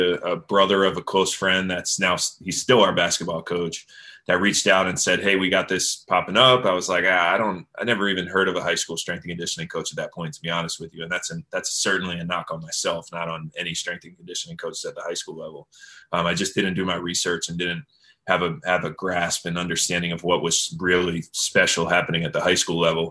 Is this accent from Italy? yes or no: no; South Florida, United States; certainly my hometown is my hometown, and I've returned back here, which is in South Florida